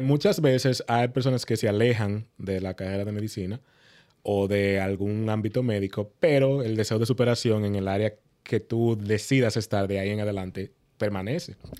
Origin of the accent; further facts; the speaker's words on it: Moca, Espaillat, Dominican Republic; moved away as an adult; now in United States; yo soy oriundo de Moca